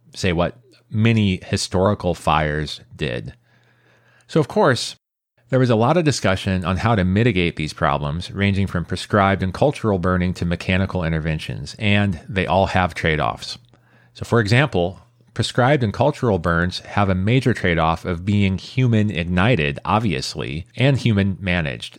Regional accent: San Jose, California, United States; my hometown of San Jose

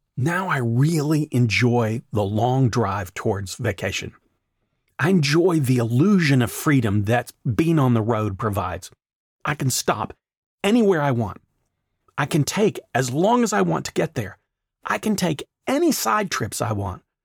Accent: Tennessee, United States; now in Atlanta, United States; when I was growing up in Tennessee

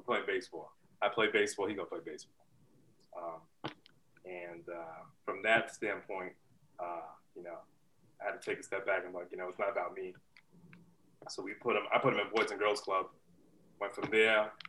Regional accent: New York, United States; moved away; also born or lived in New Jersey; You know, we started out in Jersey. I grew up in New York. We moved to Jersey.

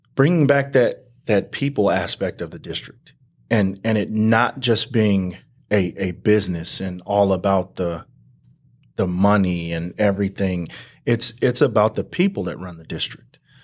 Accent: Banning, California, United States; also born or lived in Palm Springs, California; raised here, uh, all the way up until I graduated high school in nineteen ninety-six.

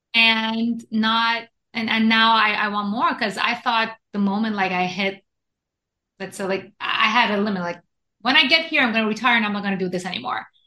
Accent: Iran; moved away as an adult; also born or lived in Japan; now in United States; I was born and raised in Iran to a Jewish family, went to Japan, studied engineering in Japan for seven years

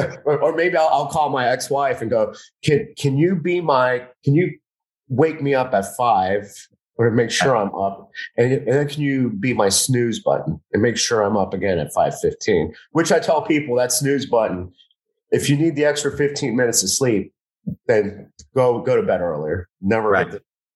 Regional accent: Miami, Florida, United States; I'm from Miami

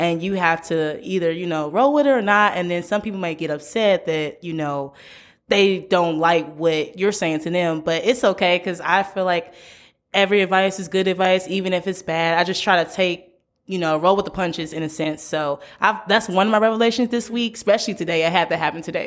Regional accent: St. Louis, Missouri, United States; moved away as an adult; now in Memphis, United States; I'm from Saint Louis, born and raised, but I came to Memphis, Tennessee

